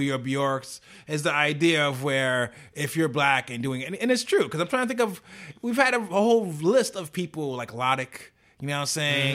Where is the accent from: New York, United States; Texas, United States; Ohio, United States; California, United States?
New York, United States; New York City; I'm a New Yorker